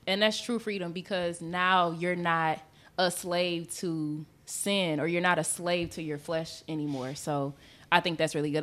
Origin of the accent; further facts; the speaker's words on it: Michigan, United States; we from, we're from Michigan